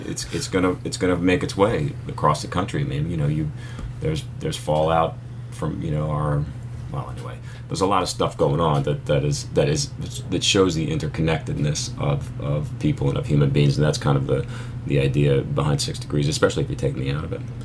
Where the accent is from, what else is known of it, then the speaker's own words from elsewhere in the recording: Philadelphia, Pennsylvania, United States; moved away; also born or lived in New York City; I grew up in Philly